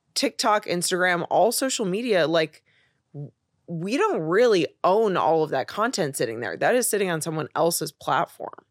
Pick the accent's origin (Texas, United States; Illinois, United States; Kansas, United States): Illinois, United States; Chicago; moved away as an adult; also born or lived in Los Angeles; now in New York, United States; I'm originally from Chicago.